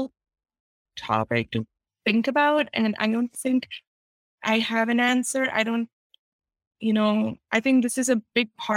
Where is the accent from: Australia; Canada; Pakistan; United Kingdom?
Pakistan; now in United States; being a Pakistani Muslim woman in America writing in English